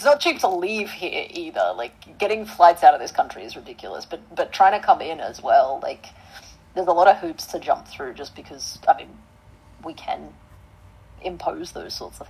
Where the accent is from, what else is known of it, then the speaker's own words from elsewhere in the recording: Australia; accent: Australian; Like, my accent is not representative of an Australian because I've lived overseas a lot. So I've kind of got a mishmash. So I'm not a typical example of how an Aussie would sound.